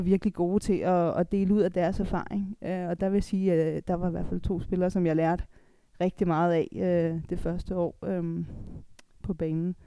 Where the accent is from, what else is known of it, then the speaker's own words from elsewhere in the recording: Denmark; also born or lived in Italy / Germany; her hjemme i Danmark er vi